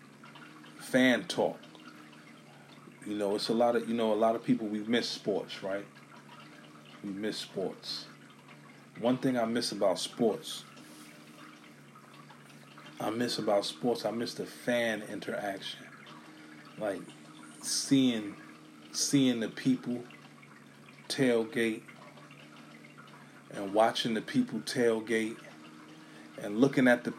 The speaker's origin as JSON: {"language": "English", "town": "New York City", "region": "New York", "country": "United States", "said": "I'm from New York City, right? I'm from Brooklyn"}